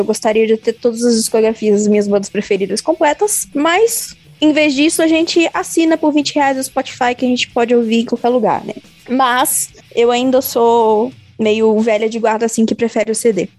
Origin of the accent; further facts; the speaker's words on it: Campos dos Goytacazes, Rio de Janeiro, Brazil; now in São Paulo, Brazil; em Campos, no interior do Rio, onde eu nasci